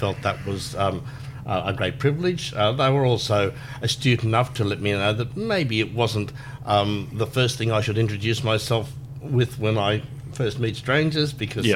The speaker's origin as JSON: {"language": "English", "town": "Brisbane", "region": "Queensland", "country": "Australia", "tie": "born or raised there", "said": "I was born and raised in Brisbane, went to school here"}